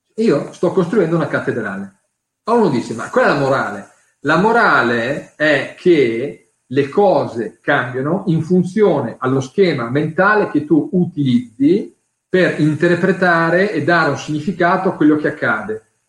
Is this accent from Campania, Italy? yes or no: no; Emilia-Romagna, Italy; io sono romagnolo